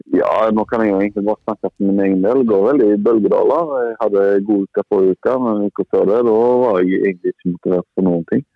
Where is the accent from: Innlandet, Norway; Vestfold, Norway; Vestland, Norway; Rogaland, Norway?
Rogaland, Norway; Haugesund; moved away as an adult; now in Molde, Norway; hjemme i Haugesund